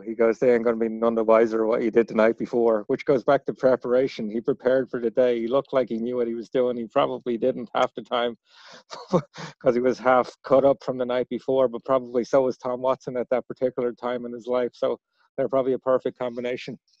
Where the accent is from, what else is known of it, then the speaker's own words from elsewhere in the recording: Dublin, Leinster, Ireland; moved away; Ricky and I grew up together in Ireland